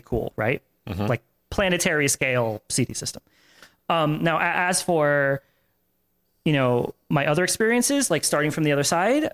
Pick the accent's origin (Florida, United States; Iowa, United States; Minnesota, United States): Florida, United States; Tampa; I grew up in Tampa